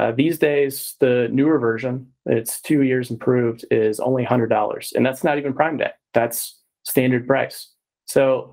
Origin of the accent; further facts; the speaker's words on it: Texas, United States; I'm from Texas as well.